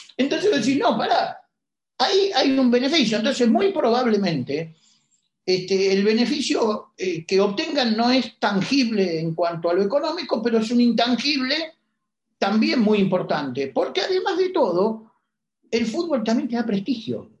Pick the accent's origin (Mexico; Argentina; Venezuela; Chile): Argentina; somos los argentinos